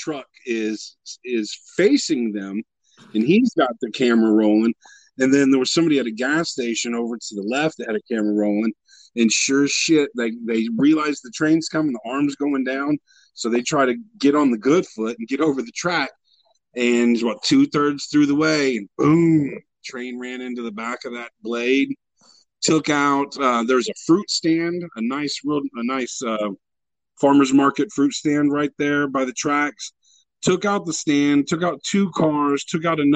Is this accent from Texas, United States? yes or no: yes; Luling, Texas, United States; my hometown, Luling, Texas, about 45 minutes south of Austin